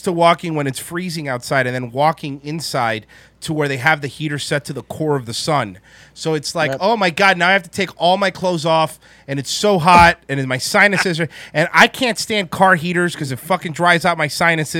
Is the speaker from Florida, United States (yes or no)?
yes; Florida, United States; I'm from Floridian